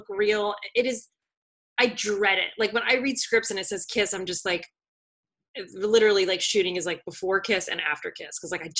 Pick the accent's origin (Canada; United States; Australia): United States; New Jersey; I'm from Jersey.